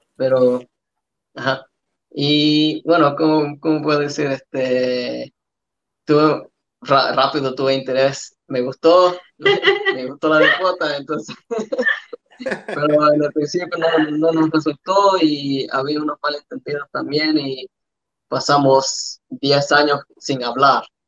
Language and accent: Spanish; Australia; born or raised there; also born or lived in El Salvador